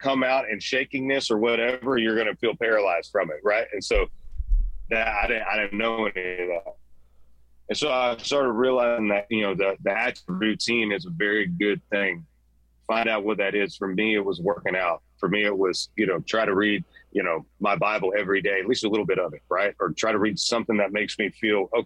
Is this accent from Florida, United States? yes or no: yes; Central Florida, United States; I'm a hothead from Central Florida